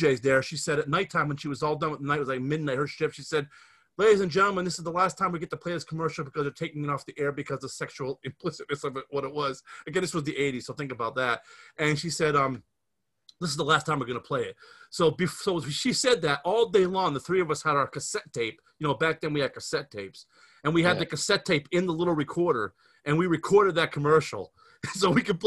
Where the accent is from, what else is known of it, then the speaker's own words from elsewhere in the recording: Scranton, Pennsylvania, United States; we grew up in the Scranton area in Pennsylvania